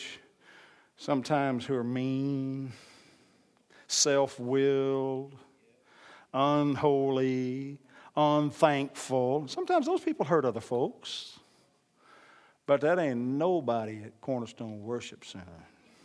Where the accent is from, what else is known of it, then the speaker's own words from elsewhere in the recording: Oklahoma, United States; I'm part American Indian, born and raised in Oklahoma